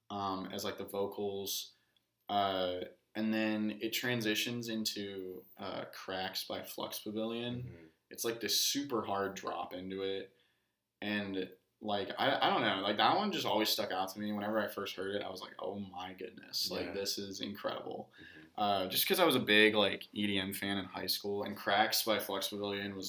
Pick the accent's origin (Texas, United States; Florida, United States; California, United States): Texas, United States; Katy; also born or lived in College Station, Texas; growing up in Katy